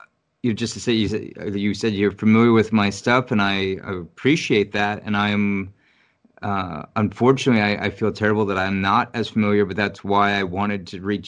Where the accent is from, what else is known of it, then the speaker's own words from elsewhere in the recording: New York City, New York, United States; moved away as an adult; now in Richmond, United States; I was born and raised in New York, and I left in 2013